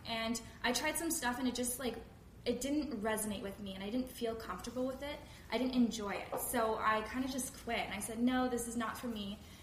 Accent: Langley, British Columbia, Canada; I'm from Langley, BC. I live in Canada.

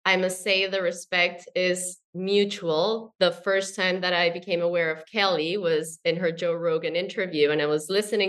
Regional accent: Colombia; I'm from Colombia, South America

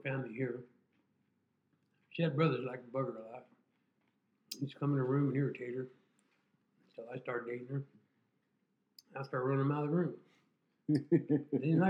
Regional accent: Tulare County, California, United States; also born or lived in El Centro; this is my hometown.

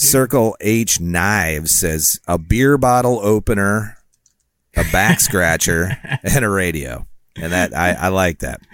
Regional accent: Rockford, Illinois, United States; my hometown

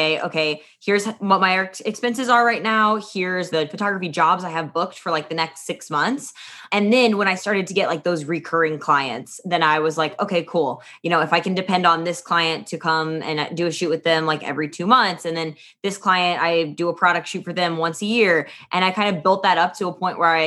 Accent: Midwest, United States; moved away as an adult; also born or lived in London; now in New York City, United States; I grew up in the Midwest on a farm

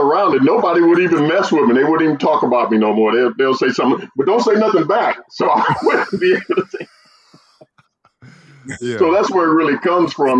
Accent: St. Louis, Missouri, United States; I grew up in St. Louis

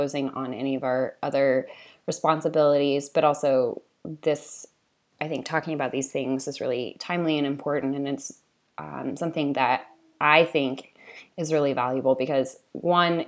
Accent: California, United States; I grew up in California for most of that time

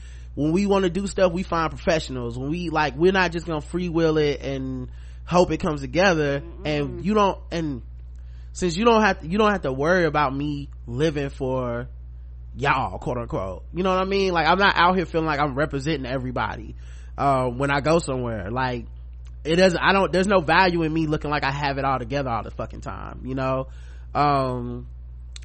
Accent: the South, United States; we are from the South

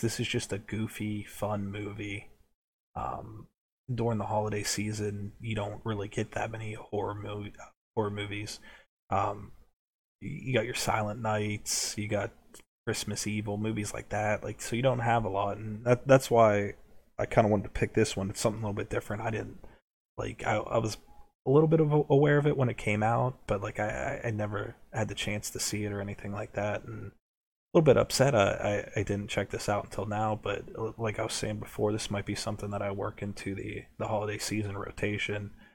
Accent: United States; We're from America

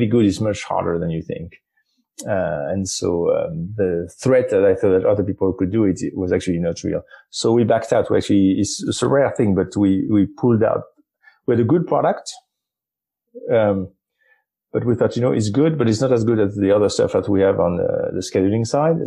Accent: France; I'm from France

